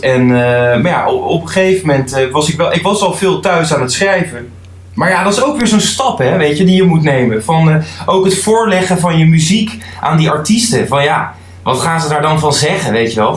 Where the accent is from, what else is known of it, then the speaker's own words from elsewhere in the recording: The Hague, South Holland, Netherlands; ik kom uit Den Haag